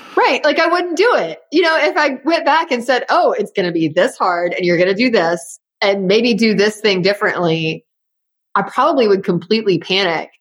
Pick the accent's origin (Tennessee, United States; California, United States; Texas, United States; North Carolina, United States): Tennessee, United States; Memphis; being in Memphis, my hometown, you know, full of people who know me or know my family or were my second grade teacher